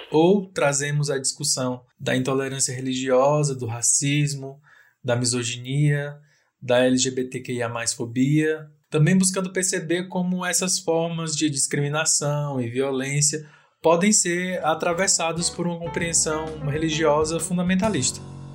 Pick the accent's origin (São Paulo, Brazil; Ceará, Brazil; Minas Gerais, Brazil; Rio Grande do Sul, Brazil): Ceará, Brazil; Chorozinho; now in Brasília, Brazil; Sou um homem negro, gay, cearense, natural da cidade de Chorozinho, interior do Ceará, porém atualmente estou morando em Brasília.